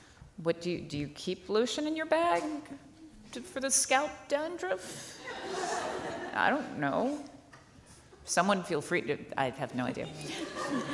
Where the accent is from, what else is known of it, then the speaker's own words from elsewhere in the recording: the South, United States; I'm American. I'm from the South